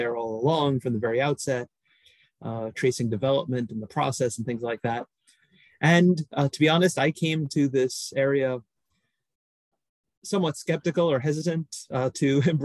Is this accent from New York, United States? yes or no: yes; New York City, New York, United States; I grew up in New York City, was brought up in the Catholic Church